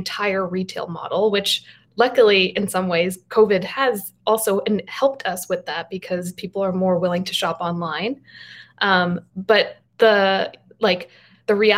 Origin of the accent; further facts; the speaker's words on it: Garden City, New York, United States; I grew up on Long Island in a town called Garden City.